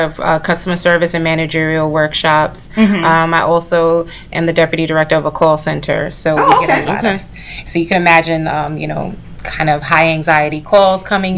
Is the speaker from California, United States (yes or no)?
no; New York City, New York, United States; I'm a Brooklyn girl, heart and soul, native New Yorker. I'm from Brooklyn, East Flatbush.